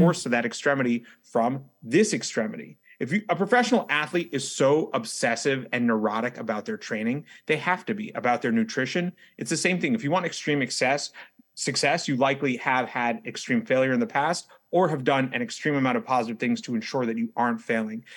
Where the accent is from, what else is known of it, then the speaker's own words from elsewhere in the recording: New York City, New York, United States; as a native New Yorker, someone who's born and raised in New York City and now resides in New York City